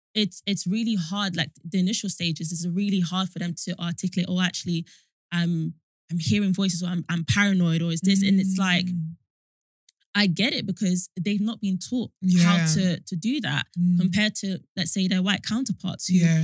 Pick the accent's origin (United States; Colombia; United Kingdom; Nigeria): Nigeria; And because even within like, I'm Nigerian and yeah.